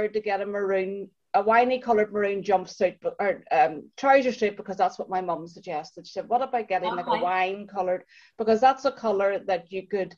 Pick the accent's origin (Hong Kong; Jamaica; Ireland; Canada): Ireland; our Irish skin